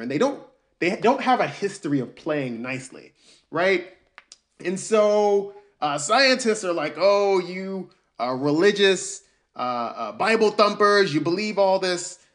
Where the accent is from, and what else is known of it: Albany, Georgia, United States; born or raised there; also born or lived in New York City, United States